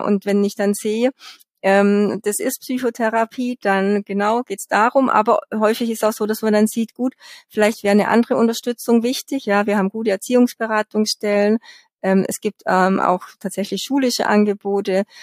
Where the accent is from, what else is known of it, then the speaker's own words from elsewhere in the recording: Bavaria, Germany; bei uns in Bayern